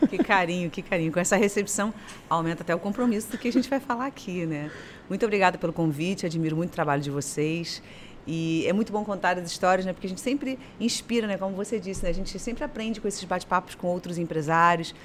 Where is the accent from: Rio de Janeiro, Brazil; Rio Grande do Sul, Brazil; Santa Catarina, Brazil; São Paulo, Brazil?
Rio de Janeiro, Brazil; Paracambi; now in Niterói, Brazil; Eu sou do interior do estado do Rio de Janeiro, de uma cidade chamada Paracambi